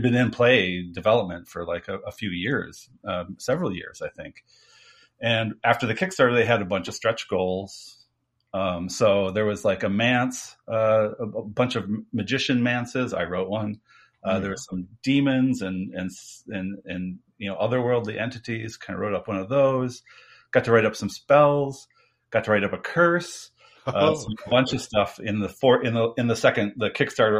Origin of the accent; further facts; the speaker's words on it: United States; I'm from America